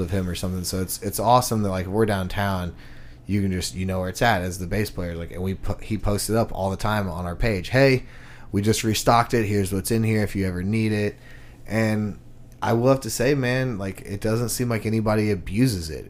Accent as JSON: {"language": "English", "town": "Houston", "region": "Texas", "country": "United States", "moved": "yes", "said": "I'm from Houston, Texas"}